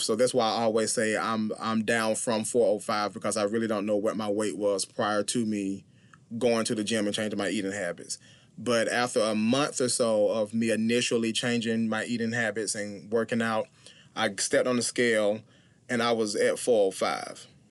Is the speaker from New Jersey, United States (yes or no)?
no; Clinton, South Carolina, United States; I am from Clinton, South Carolina. It is a very small city in South Carolina.